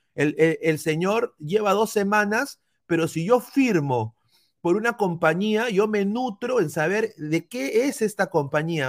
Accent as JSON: {"language": "Spanish", "country": "Peru", "moved": "yes", "lives_now": "United States", "said": "como peruano"}